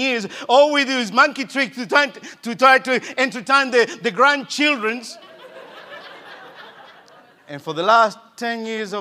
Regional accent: Argentina; moved away; I grew up in Argentina

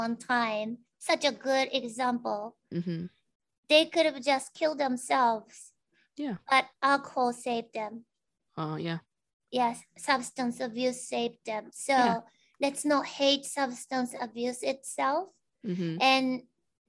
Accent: Japan; born or raised there; English is a second language; moved away as an adult; now in United States

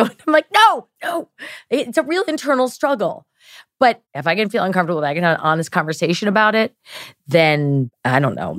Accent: Maryland, United States; we're both from Maryland

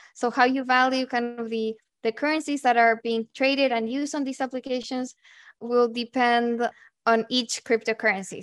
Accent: Santiago, Santiago Metropolitan Region, Chile; moved away as an adult; I'm originally from Santiago, Chile, and that's where I went to university.

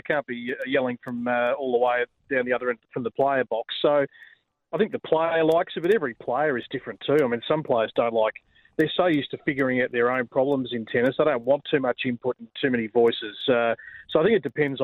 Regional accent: Australia; us as Australian tennis fans

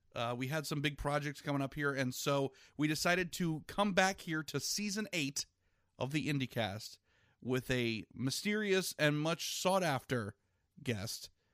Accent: Virginia, United States; I grew up in Virginia

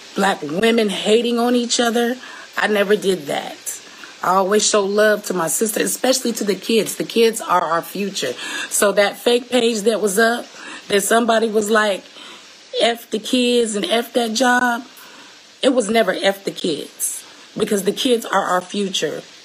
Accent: Seattle, Washington, United States; I'm from Seattle, Washington, the 206, the West Coast

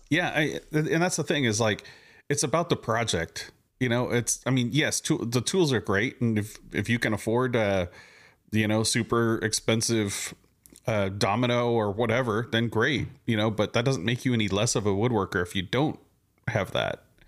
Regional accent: Southern California, United States; now in Houston, United States; I'm originally from SoCal

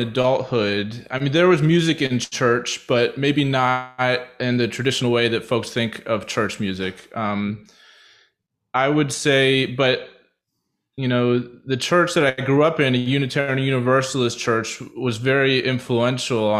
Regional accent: Westchester, United States; moved away as an adult; now in Philadelphia, United States; I grew up in Westchester

